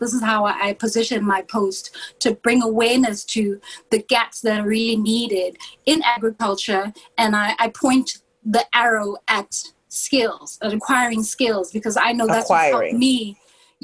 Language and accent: English; South Africa; also born or lived in Atlanta; I'm from Africa